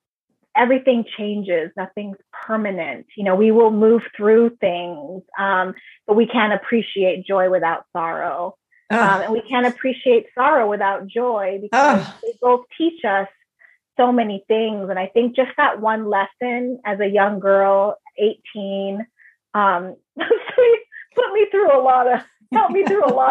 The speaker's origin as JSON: {"language": "English", "region": "Nairobi", "country": "Kenya", "tie": "born there", "first_language": "Swahili", "second_language": "English", "said": "Yeah, I was born in Nairobi, Kenya."}